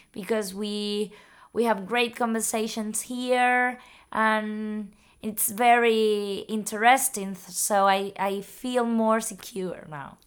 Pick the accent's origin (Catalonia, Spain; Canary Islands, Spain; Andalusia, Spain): Canary Islands, Spain; Tenerife; English is a second language; I learned English at, mm, school in Tenerife.